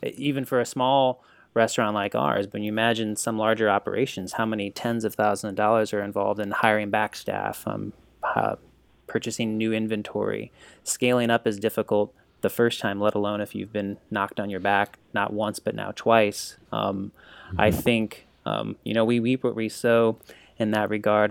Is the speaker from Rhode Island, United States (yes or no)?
no; St. Louis, Missouri, United States; I grew up here in St. Louis